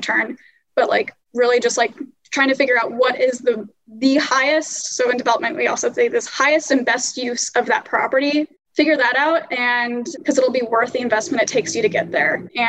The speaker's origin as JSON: {"language": "English", "town": "Kansas City", "region": "Missouri", "country": "United States", "tie": "born or raised there", "moved": "yes", "lives_now": "New York City, United States", "said": "back home in my hometown of Kansas City, and been trying to self-manage from New York City"}